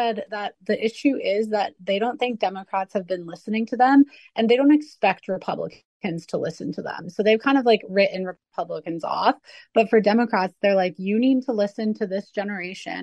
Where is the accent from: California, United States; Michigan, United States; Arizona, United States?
Arizona, United States; I'm from Arizona